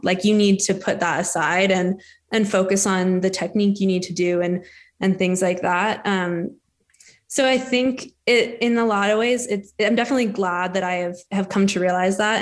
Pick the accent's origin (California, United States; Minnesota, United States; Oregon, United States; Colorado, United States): Colorado, United States; Denver; also born or lived in Steamboat Springs, Colorado; I grew up in Denver, Colorado.